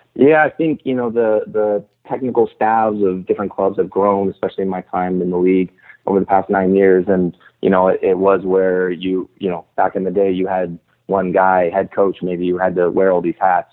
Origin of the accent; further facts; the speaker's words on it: Torrance, California, United States; moved away as an adult; also born or lived in Seattle; I grew up in Torrance, uh, so South Bay is is uh, where I spent most of my life